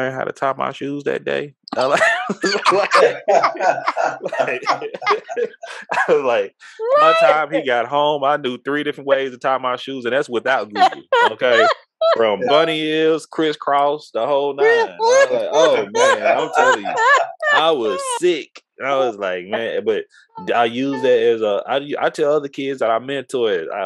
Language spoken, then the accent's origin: English; Texas, United States; we're from Texas